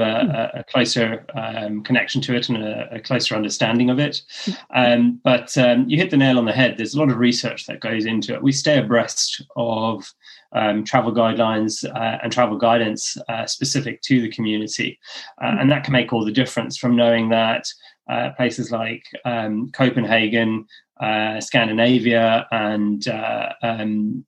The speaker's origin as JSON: {"language": "English", "town": "Cape Town", "region": "Western Cape", "country": "South Africa", "tie": "born or raised there", "also_born_or_lived": "Ireland", "moved": "as an adult", "lives_now": "London, United Kingdom", "said": "what I grew up with in Cape Town"}